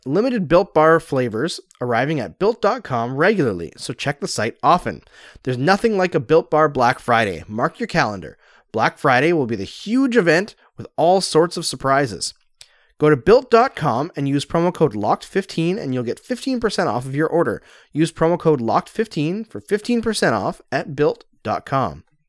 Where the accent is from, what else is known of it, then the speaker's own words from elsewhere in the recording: Canada; I'm Canadian